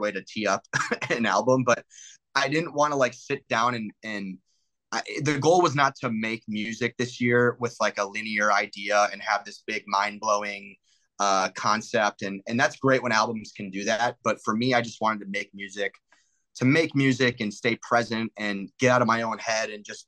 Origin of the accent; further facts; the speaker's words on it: Detroit, Michigan, United States; moved away as an adult; now in Los Angeles, United States; People still like can tell I'm from the Midwest